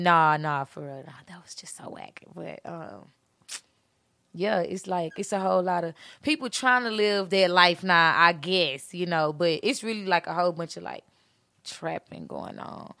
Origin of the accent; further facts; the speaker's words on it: Beaumont, Texas, United States; also born or lived in Houston; I'm actually from, I'm kind of, I came from Houston, but I'm from Beaumont